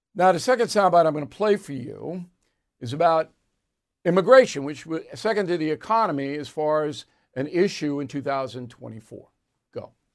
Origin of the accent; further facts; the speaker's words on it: Long Island, New York, United States; moved away; also born or lived in Dallas, Texas; I'm sitting there from Long Island, best beach place